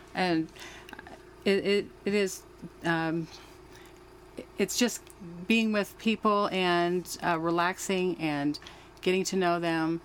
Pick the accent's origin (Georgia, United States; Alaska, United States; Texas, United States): Alaska, United States; Anchorage; I am from uh, Alaska. I was born in Anchorage, Alaska.